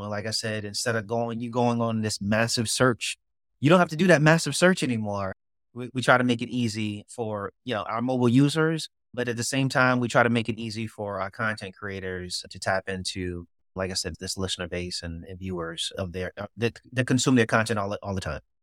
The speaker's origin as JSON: {"language": "English", "town": "New York City", "region": "New York", "country": "United States", "tie": "born or raised there", "moved": "yes", "lives_now": "Durham, United States", "said": "I was born and raised in Brooklyn"}